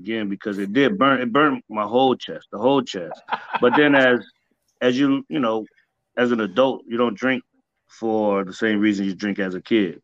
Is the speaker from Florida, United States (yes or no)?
yes; Miami, Florida, United States; I grew up in Miami